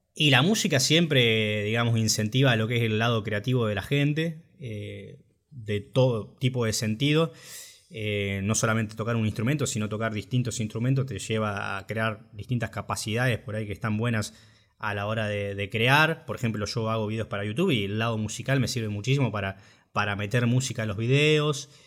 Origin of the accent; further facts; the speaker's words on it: Junín, Buenos Aires Province, Argentina; moved away as an adult; now in La Plata, Argentina; yo en realidad soy de Junín, Junín, provincia de Buenos Aires. Bueno, me vine acá a La Plata a estudiar